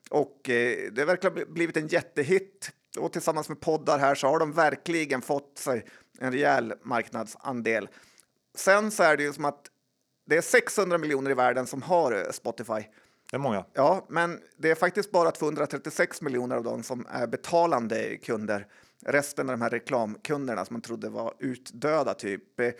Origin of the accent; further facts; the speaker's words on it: Sweden; Man är mest stolt över som svensk.